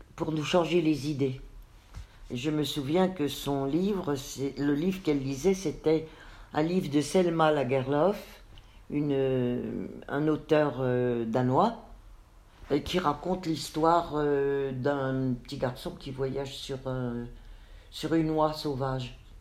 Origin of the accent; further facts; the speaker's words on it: Nancy, Grand Est, France; also born or lived in Metz; nous avons quitté Metz avec maman et mes trois frères pour venir nous installer à Nancy